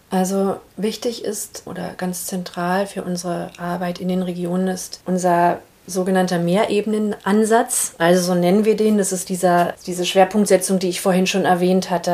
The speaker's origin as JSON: {"language": "German", "region": "Berlin", "country": "Germany", "tie": "born or raised there", "also_born_or_lived": "Brazil", "said": "Ich bin in Ostberlin geboren, 1980"}